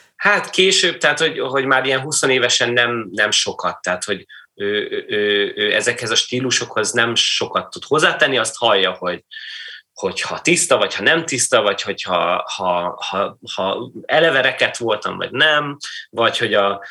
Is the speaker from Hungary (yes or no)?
no; Kaiserslautern, Rhineland-Palatinate, Germany; moved away; én lényegében félig meddig a színházban nőttem föl, a Falc Theaterben, ami egy regionális, sőt, ilyen nemzet, nemzeti szinten is elég, elég, elég jól működő színház volt Kaiserslauternben